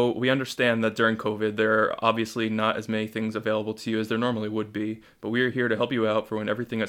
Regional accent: Wayne, New Jersey, United States; I'm from Wayne, New Jersey

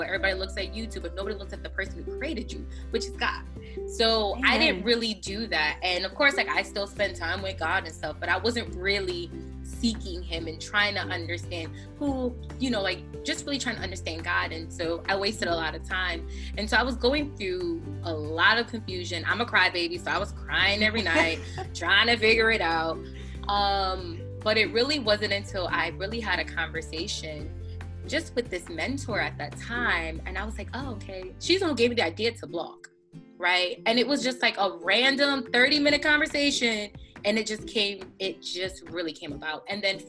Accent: Connecticut, United States; moved away as an adult; now in New Jersey, United States; I'm originally from Connecticut. I grew up in Connecticut

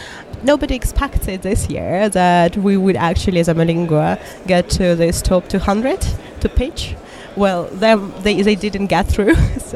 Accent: Moscow, Russia; born there; English is a second language; Moscow, Warsaw. Yeah, it's all a mix. I would say born in Moscow, but still citizen of the world.

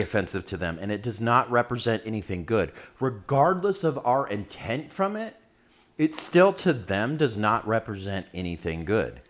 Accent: United States; celebrating Christmas as an American

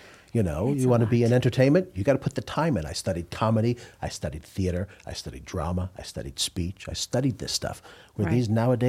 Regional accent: New York, United States; I'm from New York.

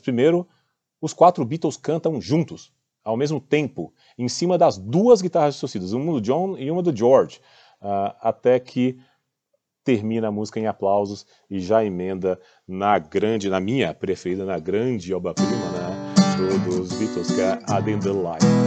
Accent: Goiânia, Goiás, Brazil; now in São Paulo, Brazil; na minha infância, lá em Goiânia, eu sou de Goiânia

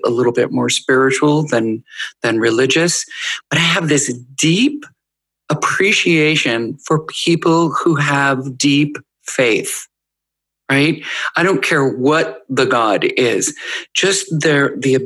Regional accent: United States; as an American and a privileged American and a white American

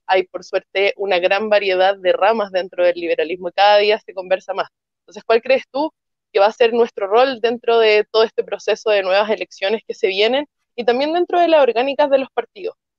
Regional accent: Valparaíso, Chile; yo soy de Valparaíso

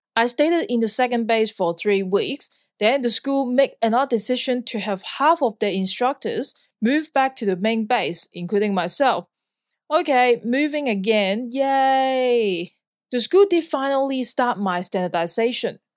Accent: Hong Kong; moved away as an adult; also born or lived in Sydney, Australia / Perth, Australia; now in Australia; I'm born and raised in Hong Kong

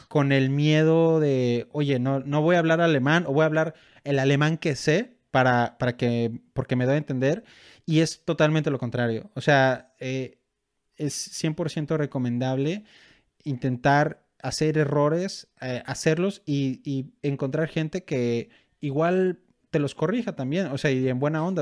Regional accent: Mexico; moved away as an adult; now in Germany; pues de México

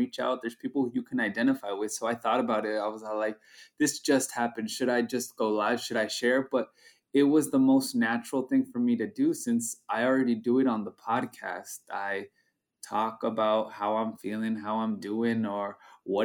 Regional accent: United States; our experience as being bicultural, first-generation Mexican-American

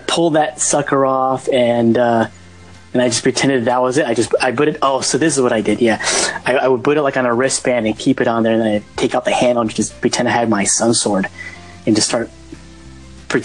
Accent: Dumont, New Jersey, United States; I grew up in Dumont, New Jersey.

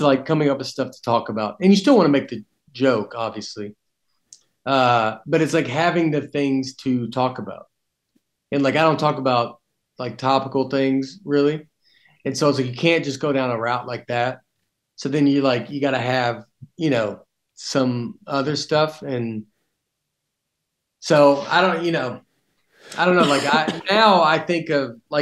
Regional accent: Tennessee, United States; accent: Southern; also born or lived in New York; I'm from Tennessee

